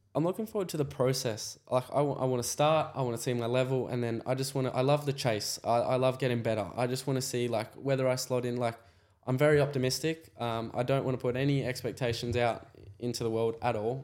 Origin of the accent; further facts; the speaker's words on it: Australia; I was in the paddock as another Aussie